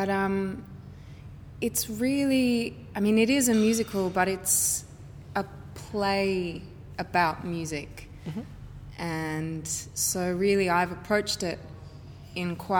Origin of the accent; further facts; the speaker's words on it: Sydney, New South Wales, Australia; I'm from Sydney